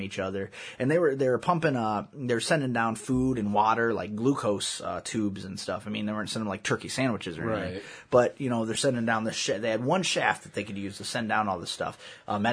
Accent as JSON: {"language": "English", "country": "United States", "said": "I'm American"}